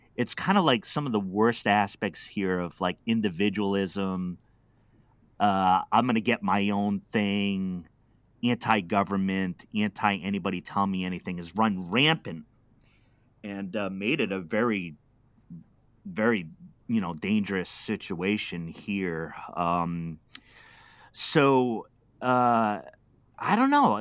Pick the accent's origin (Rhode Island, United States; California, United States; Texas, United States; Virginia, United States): Rhode Island, United States; Pawtucket; I was, uh, uh, just a city kid. I'm from Pawtucket, Rhode Island